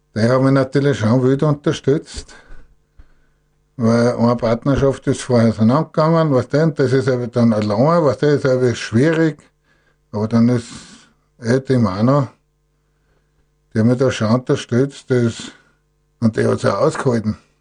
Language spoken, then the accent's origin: German; Gstatterboden, Styria, Austria; Ich bin ja in Gstadt Boden aufgewachsen, war in Gstadt der Boden Bauer